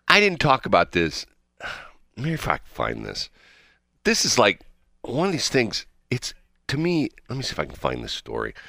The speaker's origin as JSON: {"language": "English", "town": "St. Louis", "region": "Missouri", "country": "United States", "said": "I'm from the Saint Louis area"}